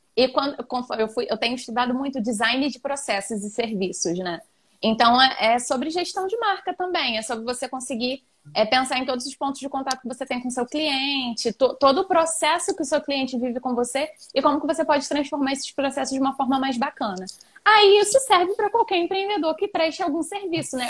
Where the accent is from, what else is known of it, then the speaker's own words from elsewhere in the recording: Brazil; eu cresci aqui em Santa Cruz mesmo